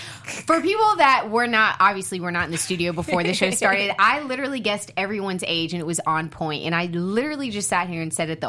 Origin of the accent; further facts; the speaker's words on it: South Carolina, United States; I'm from South, you know, Carolina, and we have Huddle House and we have Waffle House